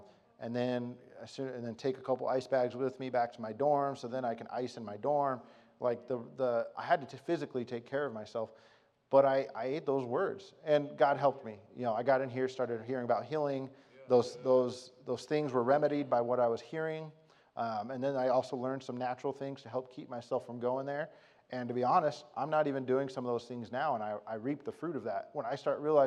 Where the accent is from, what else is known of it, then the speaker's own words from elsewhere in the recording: Arizona, United States; I was from Arizona